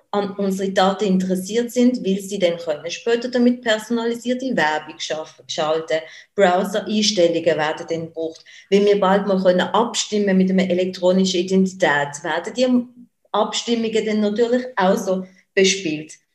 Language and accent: German; Basel, Basel-Stadt, Switzerland; ich jetzt als Baslerin